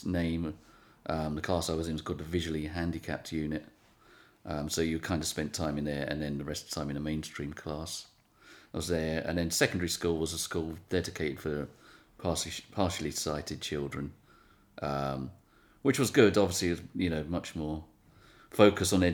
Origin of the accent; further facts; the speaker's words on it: London, United Kingdom; So I was born in Wandsworth in South London in the late 70s